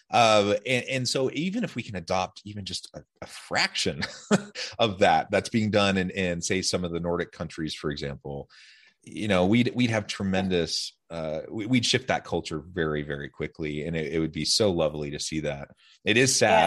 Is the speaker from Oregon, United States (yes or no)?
yes; Salem, Oregon, United States; now in Utah, United States; I'm from Salem, Oregon